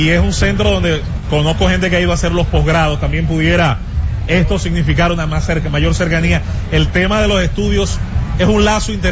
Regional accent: Puerto Rico; ya, soy puertorriqueño

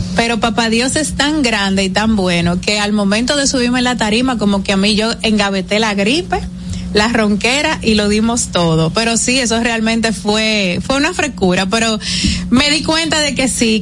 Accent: Dominican Republic; como dominicana

